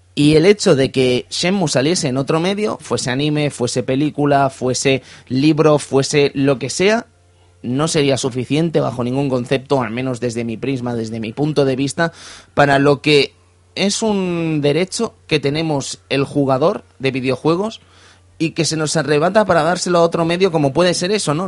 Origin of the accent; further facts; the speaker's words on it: Cerdanyola del Vallès, Catalonia, Spain; Y de Sardañola del Vallés, la ciudad del peligro y la Uralita